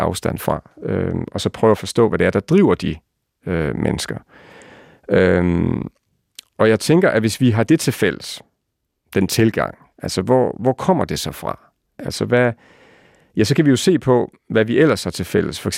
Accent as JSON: {"language": "Danish", "region": "West Jutland", "country": "Denmark", "said": "det, vi er jo vestjyder, så holder man lidt igen med roser og sådan noget, ikke?"}